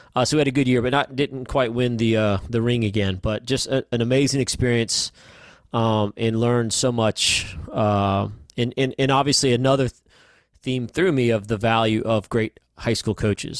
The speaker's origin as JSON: {"language": "English", "town": "Huntsville", "region": "Alabama", "country": "United States", "tie": "born or raised there", "also_born_or_lived": "Cleveland / New York", "said": "I grew up in Huntsville"}